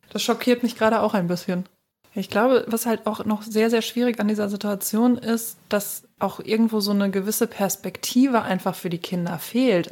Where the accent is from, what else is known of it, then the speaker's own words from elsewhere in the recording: Germany; wir Deutschen